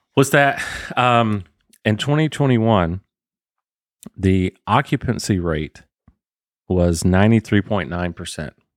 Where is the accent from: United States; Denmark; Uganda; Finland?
United States; Waycross, Georgia; Where I grew up in Waycross